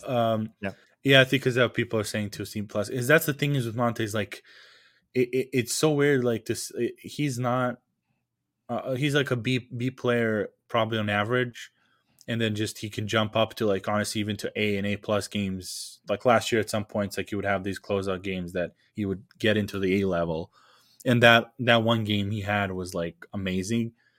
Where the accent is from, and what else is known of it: Serbia; English is a second language; now in Lincoln, United States